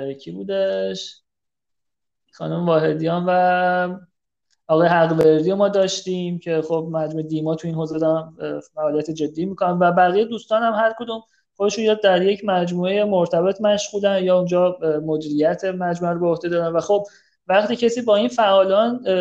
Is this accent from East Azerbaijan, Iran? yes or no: yes; Tabriz, East Azerbaijan, Iran; من خودم تبریزی هم